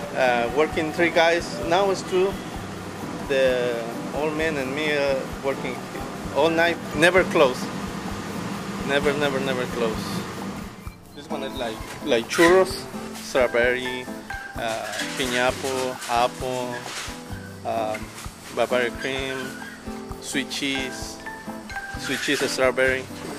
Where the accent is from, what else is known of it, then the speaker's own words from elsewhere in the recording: Mexico City, Mexico; now in Chicago, United States; I'm from Mexico City.